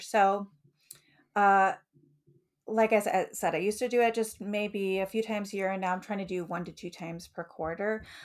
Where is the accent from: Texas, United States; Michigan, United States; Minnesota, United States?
Michigan, United States; Detroit; moved away as an adult; also born or lived in Utica, Michigan / Lancaster, Ohio / Olentangy, Ohio; now in Ohio, United States; I grew up in Metro Detroit in Michigan